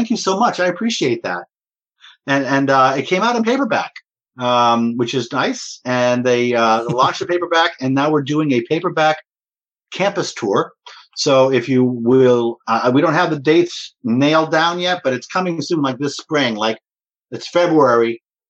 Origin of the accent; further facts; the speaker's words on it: New York, Northeast, United States; also born or lived in Boston / New Jersey; I'm from the Northeast. I'm from New York and Boston and New Jersey.